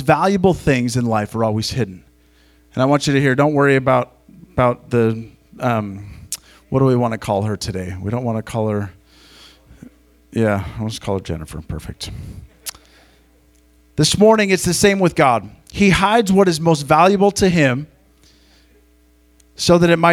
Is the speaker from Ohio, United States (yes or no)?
no; Montana, United States; I grew up in Montana